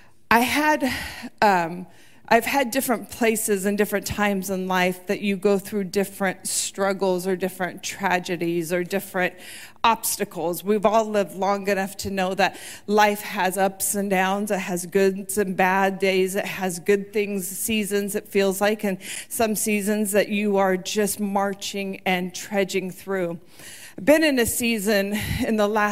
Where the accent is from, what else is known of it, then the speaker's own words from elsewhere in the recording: United States; also born or lived in South Texas; we moved up from South Texas to Washington